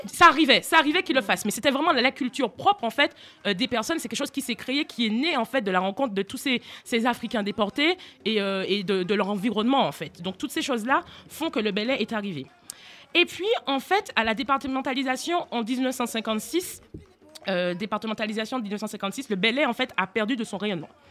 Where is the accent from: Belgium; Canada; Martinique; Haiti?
Martinique; moved away as an adult; now in France; je viens de Martinique, je suis née là-bas